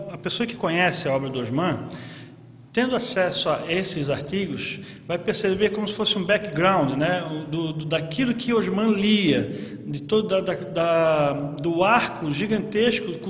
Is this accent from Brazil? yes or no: yes; Santa Catarina, Brazil; Eu sou de Santa Catarina, há 10 anos né, lido com a obra dos Malins